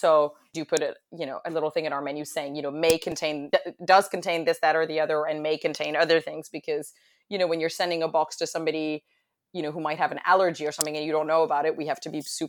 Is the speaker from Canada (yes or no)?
no; London, United Kingdom; also born or lived in Paris, France; I am originally from France. As American as I sound, I am French, completely French. I was born in Paris, moved to London at a young age and did tons of traveling.